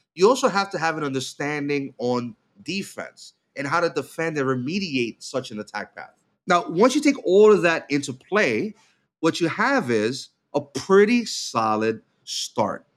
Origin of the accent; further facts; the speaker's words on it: New York, United States; as a New Yorker and a, uh, lifelong Knicks fan